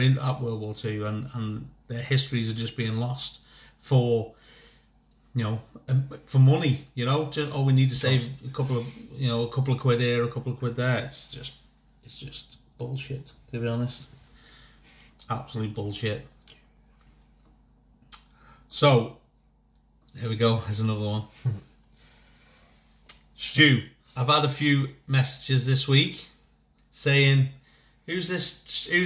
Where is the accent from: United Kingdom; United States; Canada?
United Kingdom; Northern Ireland; I grew up in Northern Ireland, ever since I saw seeing soldiers on the street, helicopters in the sky, boom, that was for me.